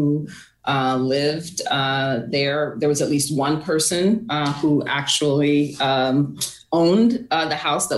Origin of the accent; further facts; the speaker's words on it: Waterbury, Connecticut, United States; I actually grew up in the north end of Waterbury